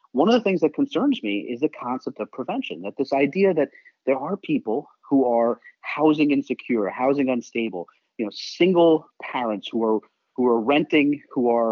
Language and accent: English; New York City, New York, United States; now in Seattle, United States; I'm a New Yorker